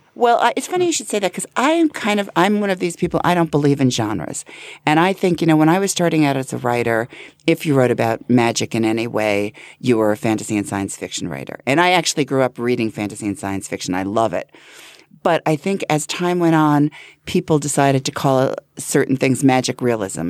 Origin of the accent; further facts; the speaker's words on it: Hempstead, New York, United States; I grew up in, in Hempstead, um, Franklin Square